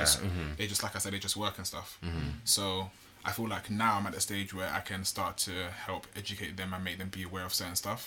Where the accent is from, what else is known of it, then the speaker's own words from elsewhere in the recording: London, United Kingdom; I was born and raised in Bulldog Farm